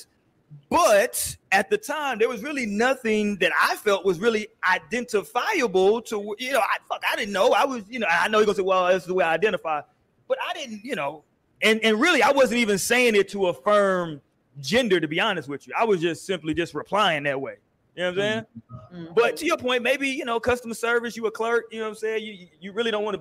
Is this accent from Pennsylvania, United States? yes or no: no; Houston, Texas, United States; I'm from Houston. I'm from the South